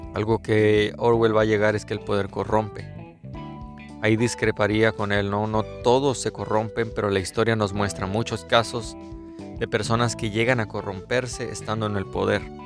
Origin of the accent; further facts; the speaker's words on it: Mexico; soy mexicano